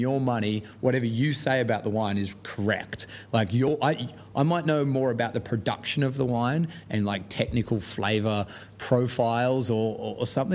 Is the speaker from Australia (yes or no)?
yes; Australia; moved away as an adult; now in London, United Kingdom; where I'm from in Australia